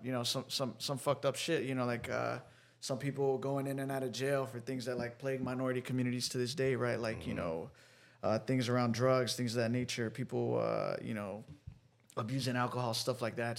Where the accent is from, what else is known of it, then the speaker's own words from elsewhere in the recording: Dallas, Texas, United States; now in Austin, United States; born and raised in Dallas, Texas. I lived there till I was 19.